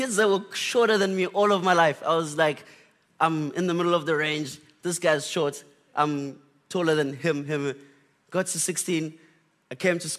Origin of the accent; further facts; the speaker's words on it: Butterworth, Eastern Cape, South Africa; now in KwaZulu-Natal, South Africa; And I'm from the Eastern Cape. But yeah, Eastern Cape. So I'm born in a small town called Butterworth. I spent a lot of time in the Bundus in Willowvale.